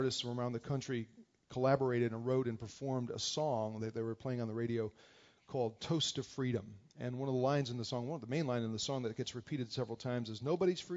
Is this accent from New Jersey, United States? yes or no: yes; New Jersey, United States; moved away; We grew up together in New Jersey